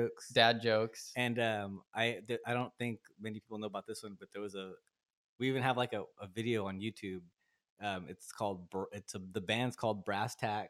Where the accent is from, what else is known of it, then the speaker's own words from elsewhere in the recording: Turlock, California, United States; now in Stockton, United States; Like I said, I moved to Stockton in like 2011. I'm from Turlock. And I wrote probably, I think the songs I'm going to play for you today, I wrote in Turlock.